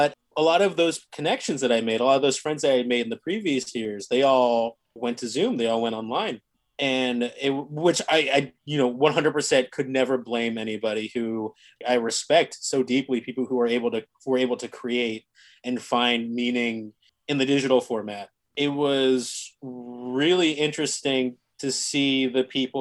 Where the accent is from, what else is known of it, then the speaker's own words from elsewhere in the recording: Cherry Hill, New Jersey, United States; moved away as an adult; also born or lived in Philadelphia, Pennsylvania; now in New York, United States; I grew up in Cherry Hill, New Jersey. So a suburb in South Jersey, not too far from Philadelphia